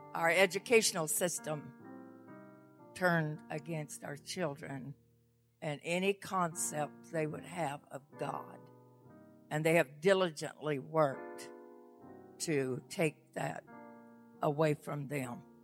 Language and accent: English; the South, United States; moved away; And I'm from the South originally, so I speak slow.